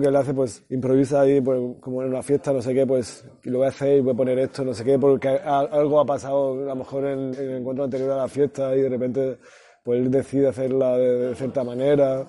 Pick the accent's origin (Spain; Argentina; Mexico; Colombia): Spain; Granada, Andalusia; mi pueblo, eh, pues en Granada